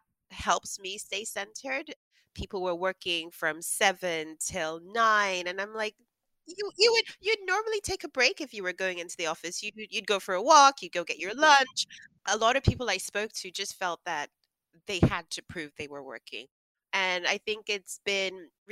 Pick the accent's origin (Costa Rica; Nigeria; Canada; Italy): Nigeria; the family I grew up in Nigeria